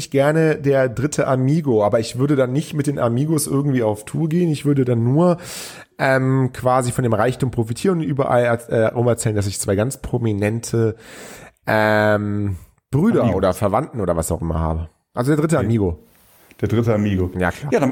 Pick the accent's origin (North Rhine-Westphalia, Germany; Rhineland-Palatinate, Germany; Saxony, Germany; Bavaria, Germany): North Rhine-Westphalia, Germany; Cologne; ich bin ja Großstädter. Ich, äh, ich, ich komme aus, äh, ich komme aus Köln.